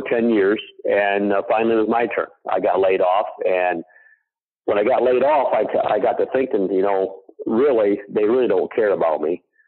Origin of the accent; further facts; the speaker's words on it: Indiana, United States; from Schwartz Creations, from Indiana